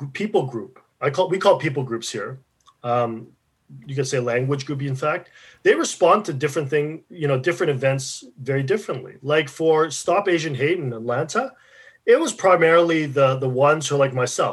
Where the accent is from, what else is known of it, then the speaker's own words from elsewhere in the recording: Regina, Saskatchewan, Canada; I grew up in Regina